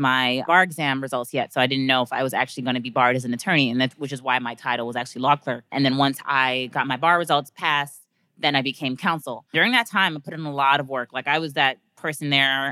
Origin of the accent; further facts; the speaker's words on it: New York City, New York, United States; I'm from Brooklyn, New York, as Kevin mentioned. Grew up in Park Slope